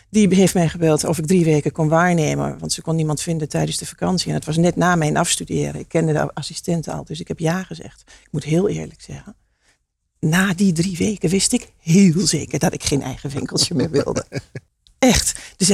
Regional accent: Hengelo, Overijssel, Netherlands; ik kom uit Hengelo. Dat is heel grappig. En mijn vader komt uit Oekraïne.

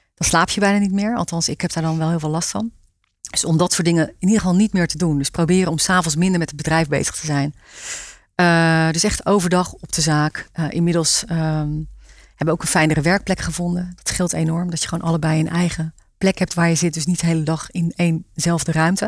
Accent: Rijpwetering, South Holland, Netherlands; moved away; Ik kom uit Rijpetering

